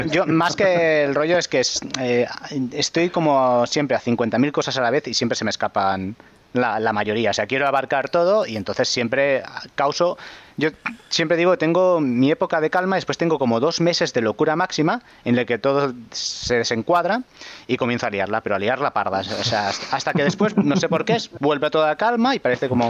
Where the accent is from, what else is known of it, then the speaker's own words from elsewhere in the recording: Navarcles, Catalonia, Spain; La, carrera de mi pueblo de Navarcles, bueno, tengo 50, como he vivido en muchos diferentes sitios de, de cría, bueno, pero este es uno de mis pueblos, Navarcles.